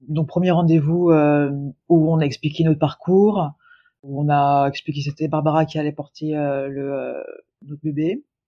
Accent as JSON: {"language": "French", "town": "Lyon", "region": "Auvergne-Rhône-Alpes", "country": "France", "also_born_or_lived": "Ireland", "moved": "as an adult", "lives_now": "Toronto, Canada", "said": "je suis originaire de Lyon"}